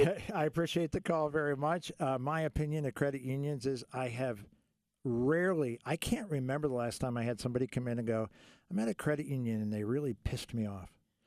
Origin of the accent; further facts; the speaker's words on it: Tennessee, United States; I'm from Tennessee.